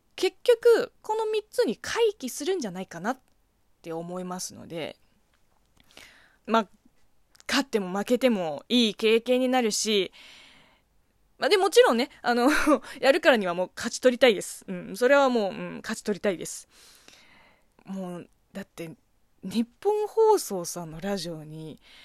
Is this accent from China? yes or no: yes; China; Japanese is a second language; now in Japan; この番組は中国生まれ、中国育ちの私